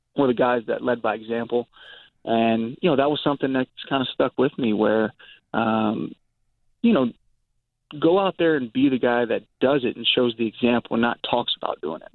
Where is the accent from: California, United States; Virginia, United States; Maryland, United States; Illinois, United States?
Virginia, United States; growing up in Virginia